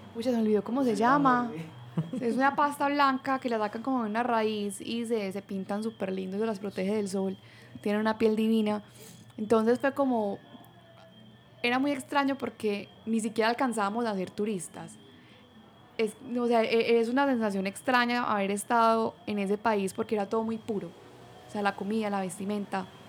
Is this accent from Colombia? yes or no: yes; Colombia; yo pues soy colombiana y trabajaba desde Bali